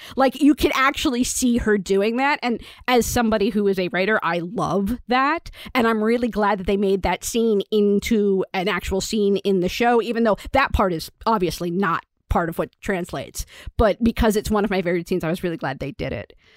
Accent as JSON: {"language": "English", "country": "United States", "said": "As an American"}